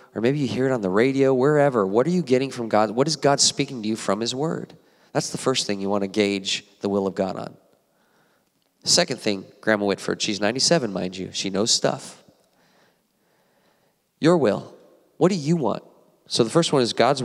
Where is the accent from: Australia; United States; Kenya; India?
United States; Apple Valley, California; I went to Apple Valley High School myself, High Desert